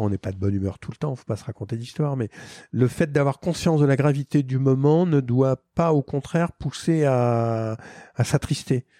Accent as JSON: {"language": "French", "country": "France", "said": "moi, en tant que Français"}